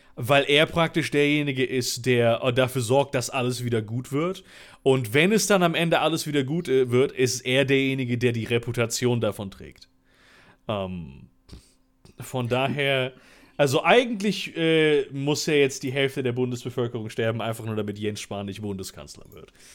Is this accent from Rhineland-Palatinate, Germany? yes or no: no; Cologne, North Rhine-Westphalia, Germany; Ich bin ja in Köln geboren.